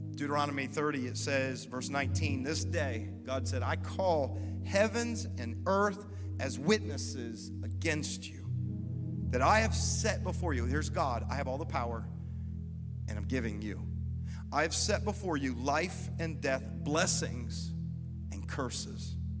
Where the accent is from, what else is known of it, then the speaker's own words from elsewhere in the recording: Columbus, United States; also born or lived in Germany; they moved us back to Columbus. This is where I'd spent 10 years growing up